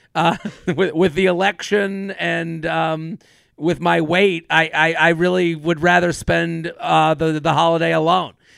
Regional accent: Needham, Massachusetts, United States; I'm from Needham, the longest running high school Thanksgiving football rivalry in the country with Needham and Wellesley

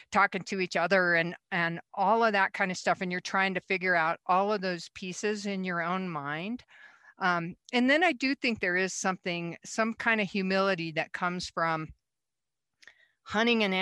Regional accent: Rocky Mountain West, United States; growing up in the West, the Rocky Mountain West

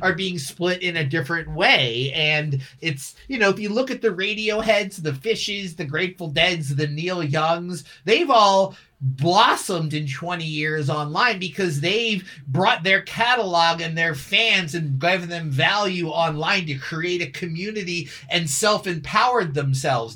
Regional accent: Philadelphia, Pennsylvania, United States; I grew up in Philly with the rock stations there

